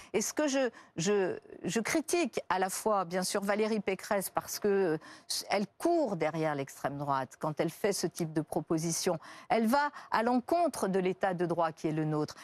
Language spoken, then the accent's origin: French; Lyon, Auvergne-Rhône-Alpes, France; j'ai grandi à la Duchère. Euh, et je sais que là, c'est un quartier de Lyon